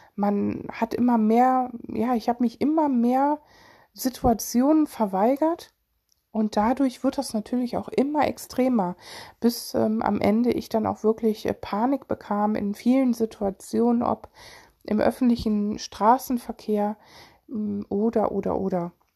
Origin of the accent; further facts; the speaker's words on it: Solingen, North Rhine-Westphalia, Germany; ich komme aus Solingen